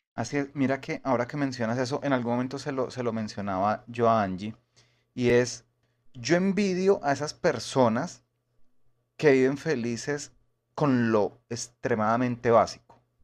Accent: Bogotá, Colombia; yo soy de Bogotá

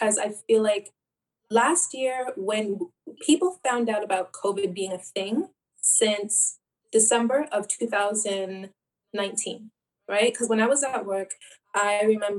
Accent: Ontario, Canada; also born or lived in Jamaica; I actually came to Canada when I was 6 months, so I was a newborn. I'm Canadian

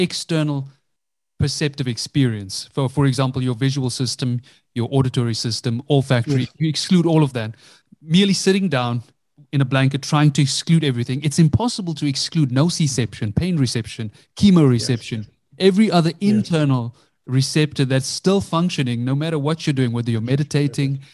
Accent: South Africa; Growing up, I grew up in South Africa, Indian parents

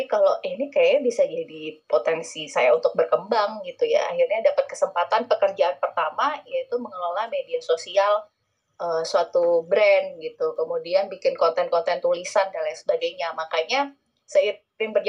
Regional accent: Bondowoso, East Java, Indonesia; saya itu aslinya dari Bondowoso dari Bondowoso Jawa Timur gitu kota kecil

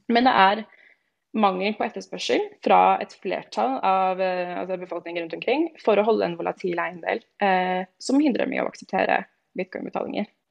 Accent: Stabekk, Akershus, Norway; moved away as an adult; also born or lived in Shanghai, China; now in Madrid, Spain; jeg er født og oppvokst eh, på Stabekk, rett utenfor Oslo

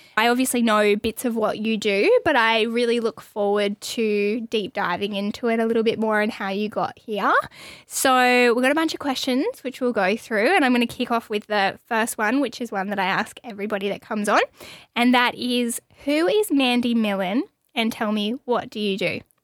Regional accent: Australia; growing up in Australia

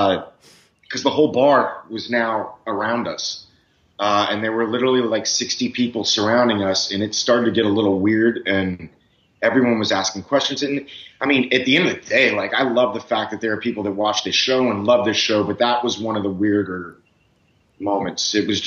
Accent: Miami, Florida, United States; moved away as an adult; also born or lived in Texas; I'm from Miami originally.

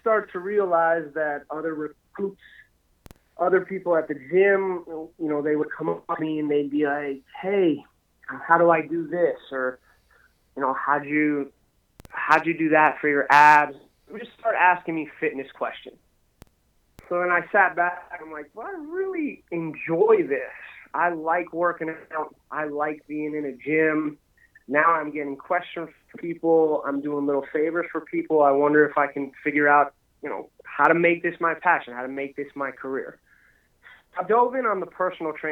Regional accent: Pennsylvania, United States; moved away as an adult; also born or lived in Aberdeen, South Dakota; I'm from Pennsylvania originally

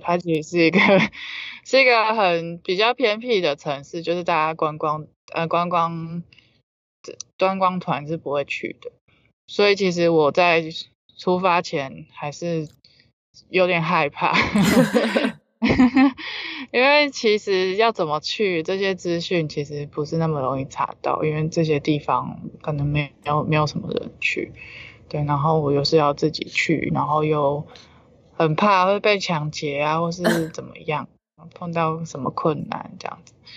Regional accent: Taiwan; 我以身为台湾人

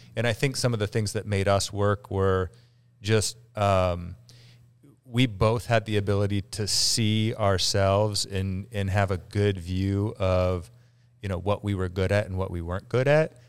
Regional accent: Galena, Ohio, United States; Galena, Ohio.

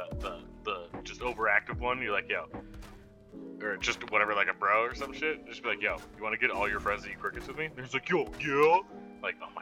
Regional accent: New York, United States; moved away; also born or lived in Denver; I grew up in in New York, and then like basically like a tiny little suburb

